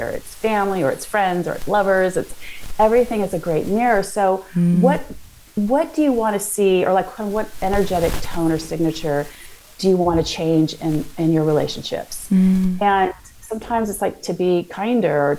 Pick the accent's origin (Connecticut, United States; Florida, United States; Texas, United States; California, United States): California, United States; Santa Monica; moved away as an adult; now in London, United Kingdom; I grew up in California